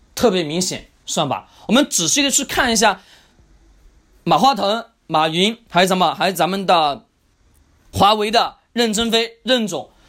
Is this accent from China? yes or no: yes; China; 我们中国人的一个特性